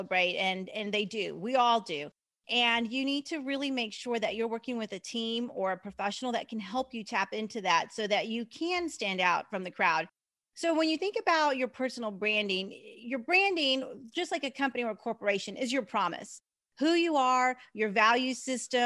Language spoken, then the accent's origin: English; Texas, United States; also born or lived in Kansas; I'm from Texas.